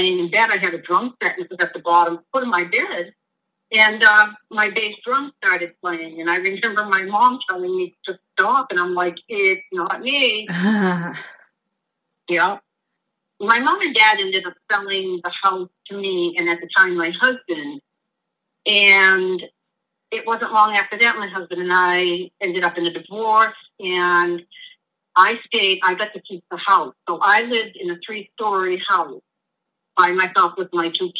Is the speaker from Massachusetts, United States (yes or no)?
yes; North Brookfield, Massachusetts, United States; the house that I grew up in North Brookfield was an old shoemaker's house